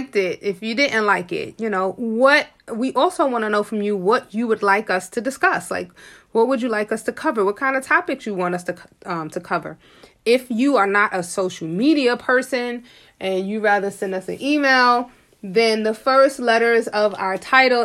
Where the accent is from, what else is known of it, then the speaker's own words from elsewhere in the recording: New York City, New York, United States; born and raised in Harlem, I was poor, but I never felt poor.